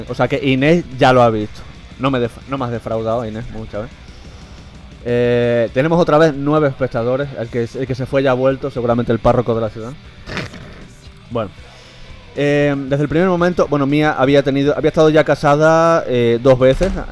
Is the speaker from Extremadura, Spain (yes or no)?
yes; Guareña, Extremadura, Spain; born or raised there